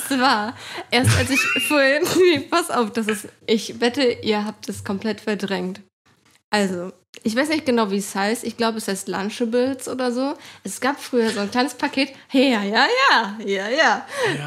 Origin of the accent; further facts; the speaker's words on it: Lübeck, Schleswig-Holstein, Germany; in einem ja, Stadtteil von Lübeck halt, wo ich immer noch wohne, wo ich aufgewachsen bin